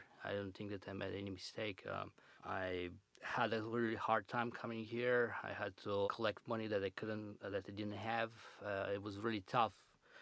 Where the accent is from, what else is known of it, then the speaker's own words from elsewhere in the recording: Plovdiv, Plovdiv Province, Bulgaria; English is a second language; moved away as an adult; now in Chicago, United States; I was born in Bulgaria and I grew up in my born city, Plovdiv, called Plovdiv